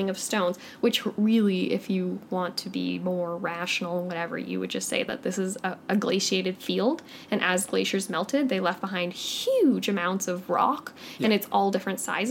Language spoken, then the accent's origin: English; Canada; I'm Canadian